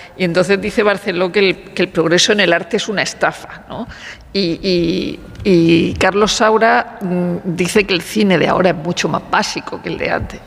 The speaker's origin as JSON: {"language": "Spanish", "region": "Region of Murcia", "country": "Spain", "said": "soy de Murcia"}